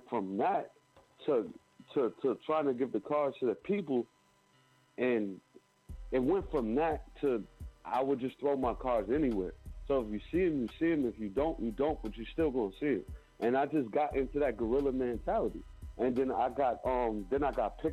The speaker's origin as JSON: {"language": "English", "town": "Albany", "region": "New York", "country": "United States", "moved": "yes", "lives_now": "Los Angeles, United States", "said": "I'm originally from Albany, New York. I'm a journalist / host out of Los Angeles, California"}